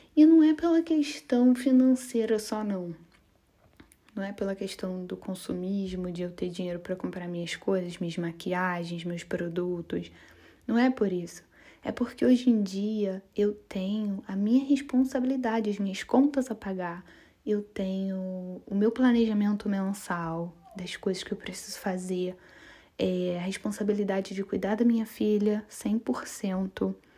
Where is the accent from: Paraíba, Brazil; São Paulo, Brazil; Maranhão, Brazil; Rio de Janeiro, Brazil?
Rio de Janeiro, Brazil; moved away as an adult; also born or lived in Florianópolis / Rio Grande do Norte; eu sou carioca e eu sou uma típica carioca que vivia na praia